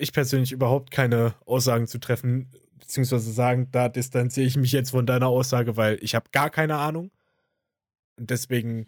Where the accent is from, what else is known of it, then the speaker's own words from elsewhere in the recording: Germany; bei uns in Deutschland